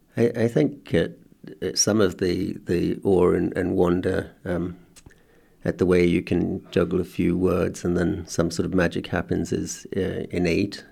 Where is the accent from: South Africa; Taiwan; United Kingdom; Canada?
South Africa; as a boy in South Africa that, uh, being schooled in a white, uh, context under apartheid